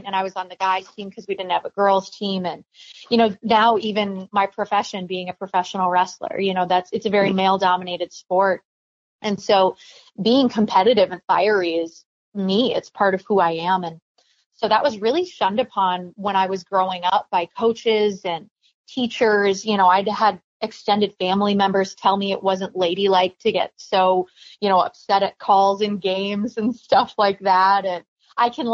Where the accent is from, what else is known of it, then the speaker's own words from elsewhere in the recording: Minnesota, United States; my home state team